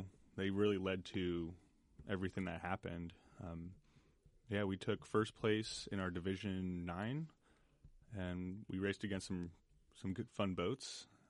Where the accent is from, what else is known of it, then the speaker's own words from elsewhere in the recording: Orinda, California, United States; I grew up in the East Bay, in Orinda.